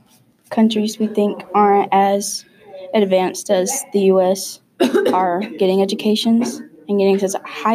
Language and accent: English; Pascagoula, Mississippi, United States; I'm originally from Pascagoula.